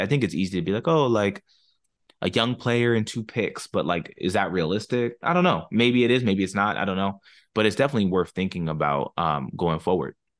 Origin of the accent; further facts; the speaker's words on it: Maryland, United States; now in Northern Virginia, United States; I grew up in Maryland.